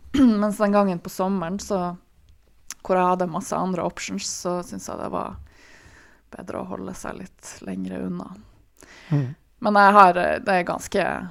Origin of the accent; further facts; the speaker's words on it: Tromsø, Troms, Norway; jeg er fra Tromsø, og her i Tromsø